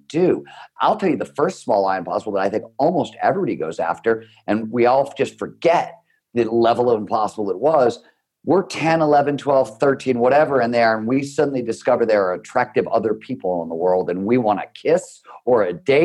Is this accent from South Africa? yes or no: no; Cleveland, Ohio, United States; I grew up in Cleveland, Ohio